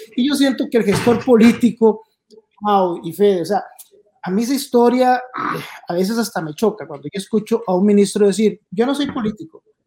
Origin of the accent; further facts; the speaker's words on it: Puntarenas, Costa Rica; moved away; Punta Arenas tiene 19 homicidios, mi pueblo